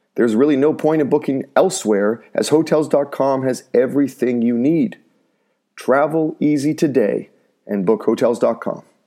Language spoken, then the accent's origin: English; North Vancouver, British Columbia, Canada; my hometown in North Vancouver